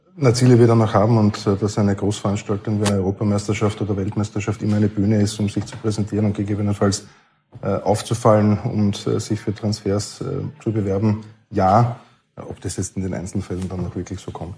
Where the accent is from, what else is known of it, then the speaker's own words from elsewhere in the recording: Burgenland, Austria; bei der Akademie bei uns im Burgenland